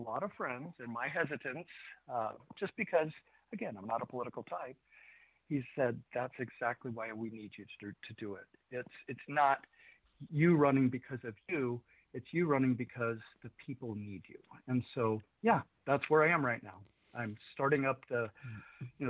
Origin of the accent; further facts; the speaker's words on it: United States; also born or lived in Idaho; I'm an American